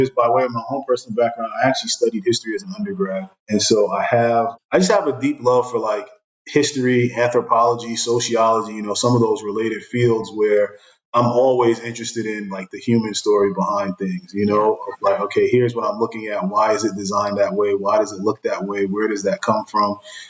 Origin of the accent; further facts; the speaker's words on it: Brooklyn, New York, United States; I grew up in Brooklyn, and, you know, to this day, if I'm eating jerk chicken, it's almost like I can hear reggae music in the background